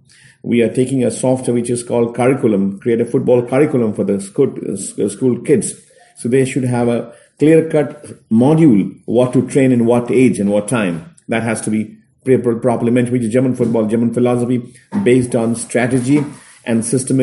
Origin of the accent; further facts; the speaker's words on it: India; English is a second language; and also for us as an Indian, as our people can see, yes, we can play Bayern Munich against.